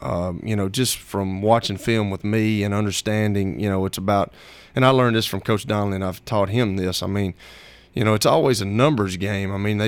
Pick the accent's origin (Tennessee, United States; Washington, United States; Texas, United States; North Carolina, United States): Tennessee, United States; Shelbyville; I'm from Shelbyville.